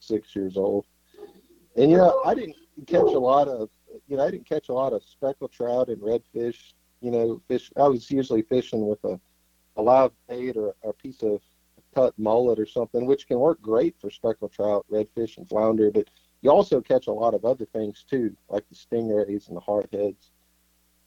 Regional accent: Mississippi coast, United States; also born or lived in Netherlands; I grew up here on the Mississippi coast

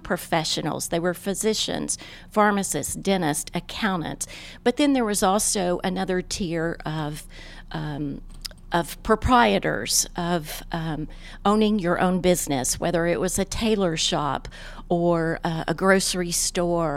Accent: Little Rock, Arkansas, United States; moved away as an adult; now in Tulsa, United States; I am from Little Rock

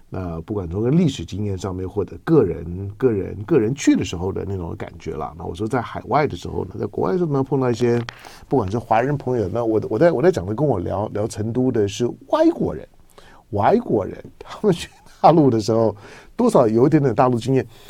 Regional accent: Taiwan; 我从台湾来

